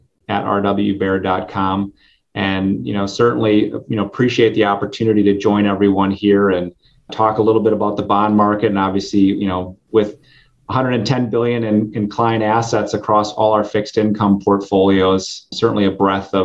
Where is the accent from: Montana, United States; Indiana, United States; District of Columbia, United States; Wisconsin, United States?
Wisconsin, United States; Green Bay; I grew up in the Green Bay area on a dairy farm